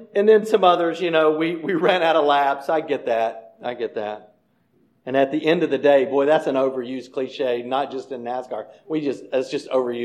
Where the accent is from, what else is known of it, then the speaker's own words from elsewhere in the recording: United States; moved away; I grew up over on Sedgefield Street